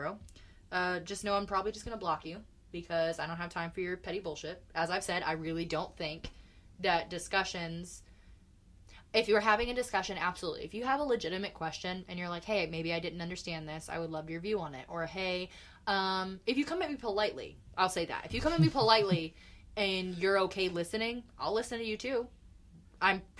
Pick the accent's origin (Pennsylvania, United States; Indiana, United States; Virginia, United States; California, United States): Indiana, United States; Indianapolis; also born or lived in New Palestine, Indiana; I liked growing up in Indianapolis because of the diversity